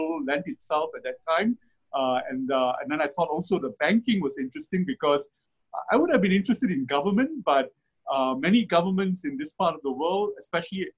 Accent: Malaysia; I was born in Malaysia

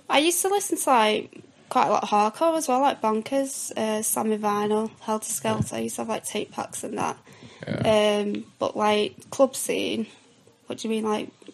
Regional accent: Southport, North West England, United Kingdom; where I'm from Southport, sunny Southport, seaside town.

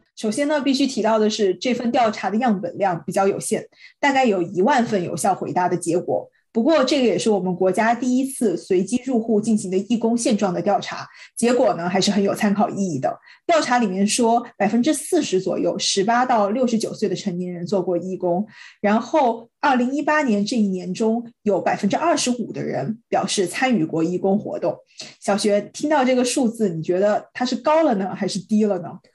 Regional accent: Guizhou, China; moved away; 作为一个贵州人还组织过大学同学到我的家乡来做环保调研和支教活动

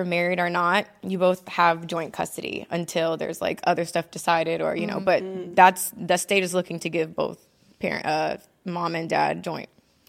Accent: Mississippi, United States; also born or lived in Ohio; now in North Carolina, United States; Ohio. I lived there until about 9 years old. Mm-hmm. And then I moved to Mississippi. And I was raised with my grandparents there. Yeah. So, yeah, I claim Mississippi. I'm a Mississippi girl. That's where I grew

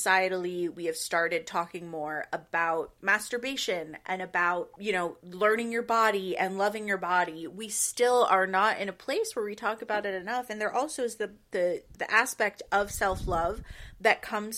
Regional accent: the South, United States; I was born in the South

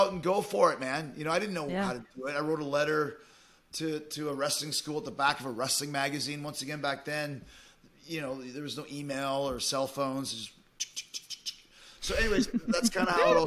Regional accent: Winnipeg, Manitoba, Canada; moved away as an adult; also born or lived in Calgary; Winnipeg's where I grew up in Canada

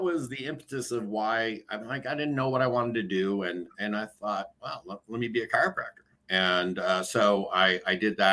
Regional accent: San Francisco, California, United States; also born or lived in Boston, Massachusetts; now in Danville, United States; Growing up in San Francisco for, up until third grade

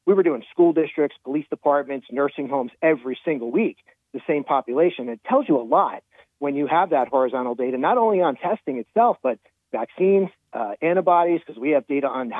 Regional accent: New Jersey, United States; my home state of New Jersey

